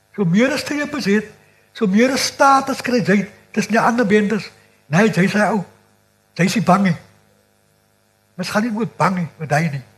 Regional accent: Cape Flats, Western Cape, South Africa; Ek is gebore in Kyoto, een van in die eerste boerbeerte op die vlakte.

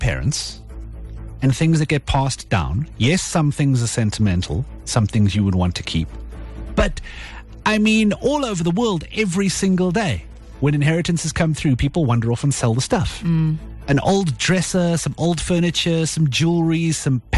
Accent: South Africa; as a South African

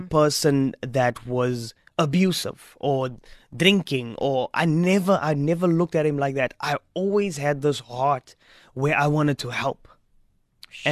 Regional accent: Strand, Western Cape, South Africa; also born or lived in Stellenbosch; We were growing up in Strand. We left Strand

